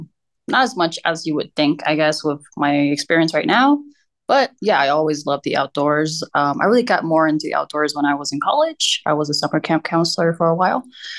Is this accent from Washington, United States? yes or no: no; California, United States; also born or lived in Hong Kong; I was born in Pasadena, in California.